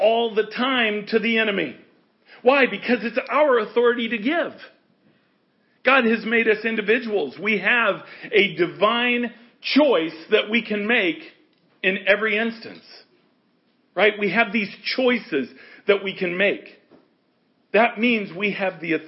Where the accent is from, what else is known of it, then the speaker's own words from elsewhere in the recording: United States; we're American.